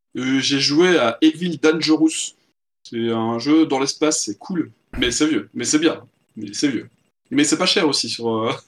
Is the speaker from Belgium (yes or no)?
yes; Belgium; accent: Belgian French; mon accent belge-français